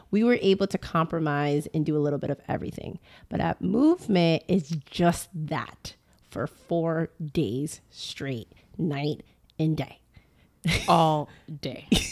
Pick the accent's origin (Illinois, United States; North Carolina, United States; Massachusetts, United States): Massachusetts, United States; Boston; now in Houston, United States; originally from Boston, and now we live in Houston